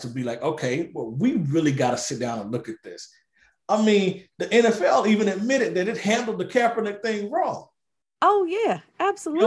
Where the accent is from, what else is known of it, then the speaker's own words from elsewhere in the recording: Arkansas, United States; Little Rock, Arkansas, my home state